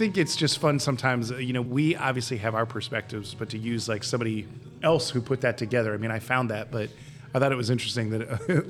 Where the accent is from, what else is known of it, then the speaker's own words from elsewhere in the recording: Ohio, United States; moved away; where I grew up in Ohio, was kind of 50-50, but it was either pop or soda.